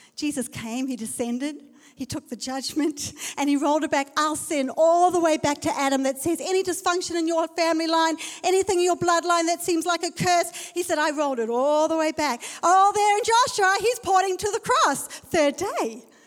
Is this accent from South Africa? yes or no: yes; South Africa; I'm from South Africa.